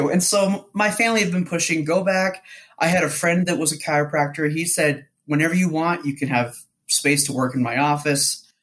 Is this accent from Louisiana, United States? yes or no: no; Eugene, Oregon, United States; also born or lived in Salt Lake City / Bountiful; I was born here in Salt Lake City and grew up in Bountiful till I was nine. After my parents got divorced, we moved to Eugene, Oregon. And I got to call Oregon home